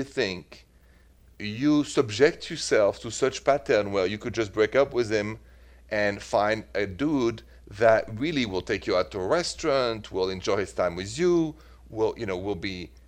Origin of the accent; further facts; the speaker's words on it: Paris, Île-de-France, France; English is a second language; moved away as an adult; now in Midwest, United States; I am from Paris